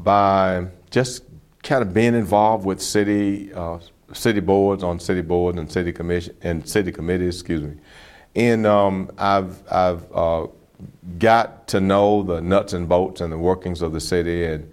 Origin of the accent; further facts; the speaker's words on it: Bartow, Florida, United States; I'm from Bartow, Florida.